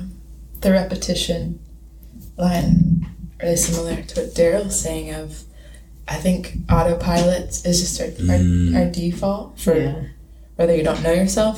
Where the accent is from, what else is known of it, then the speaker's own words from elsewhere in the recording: Hendersonville, North Carolina, United States; moved away as an adult; also born or lived in Clemson, South Carolina; now in Travelers Rest, United States; So I'm from Hendersonville, originally North Carolina.